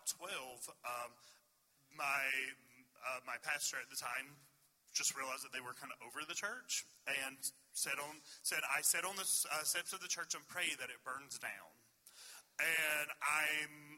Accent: Swords Creek, Virginia, United States; I come from a very small town in Virginia

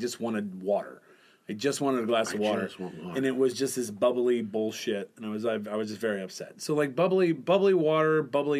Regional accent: Michigan, United States; Well, I grew up in Michigan.

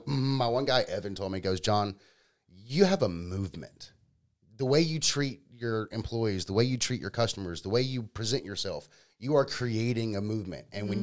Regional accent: Powder Springs, Georgia, United States; I grew up in Powder Springs. I grew up about 35 minutes south of here.

